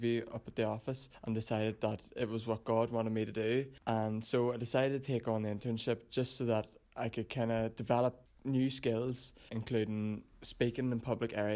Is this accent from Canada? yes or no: no; Lisnaskea, Northern Ireland, United Kingdom; I come from Lissaskey in Fermanagh.